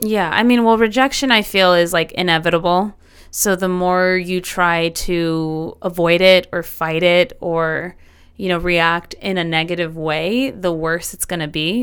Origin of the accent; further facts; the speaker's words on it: El Paso, Texas, United States; here in my hometown